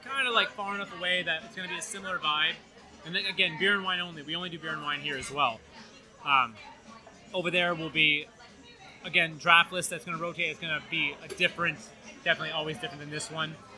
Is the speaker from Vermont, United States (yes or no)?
yes; Burlington, Vermont, United States; moved away; I am from Burlington, Vermont